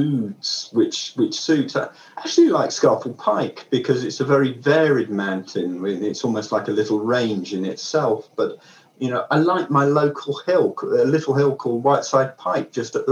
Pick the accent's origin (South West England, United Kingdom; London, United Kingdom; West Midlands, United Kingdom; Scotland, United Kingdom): West Midlands, United Kingdom; Worcestershire; now in Lake District, United Kingdom; I grew up in Worcestershire, so quite a long way from the lakes.